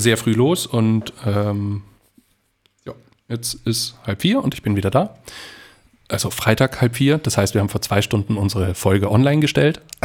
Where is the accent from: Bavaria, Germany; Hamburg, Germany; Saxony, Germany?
Bavaria, Germany; Aichach; moved away; Aus meiner Heimatstadt ist es zum Beispiel auch so eine Tradition geworden, dass sich am 23. trifft man sich in äh, einer bestimmten Bar in Eichach